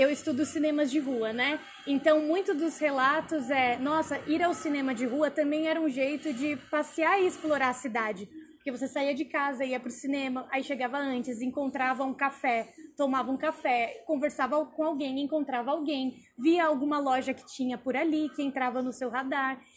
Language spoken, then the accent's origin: Portuguese; Embu das Artes, São Paulo, Brazil; eu sou de Imbu das Artes